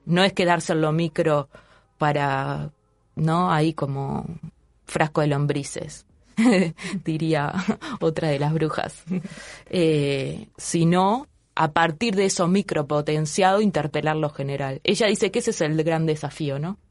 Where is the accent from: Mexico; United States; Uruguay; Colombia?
Uruguay